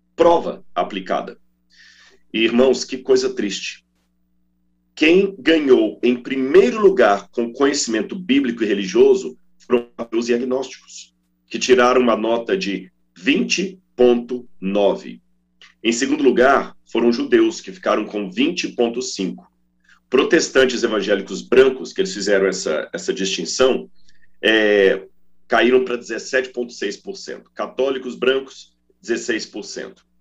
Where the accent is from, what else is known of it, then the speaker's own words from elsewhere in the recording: Minas Gerais, Brazil; quando eu era criança, lá em Minas, dizia assim: está chovendo um toró